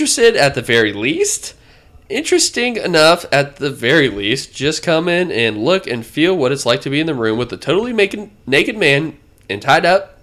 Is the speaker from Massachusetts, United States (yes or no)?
no; Marietta, Georgia, United States; this is Marietta, Georgia. This is my hometown. This is where I live now